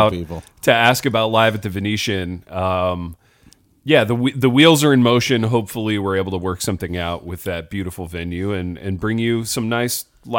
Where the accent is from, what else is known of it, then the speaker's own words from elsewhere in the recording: Midwest, United States; So as a Midwesterner, we have some tells.